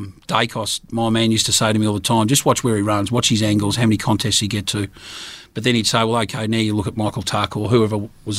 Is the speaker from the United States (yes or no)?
no; Sebastopol, Victoria, Australia; also born or lived in Bungaree, Victoria; I grew up in Sebastopol